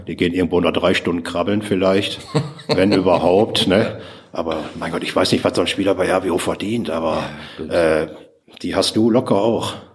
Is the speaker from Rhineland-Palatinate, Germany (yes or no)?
no; Ruhr area, North Rhine-Westphalia, Germany; bei uns im Ruhrpott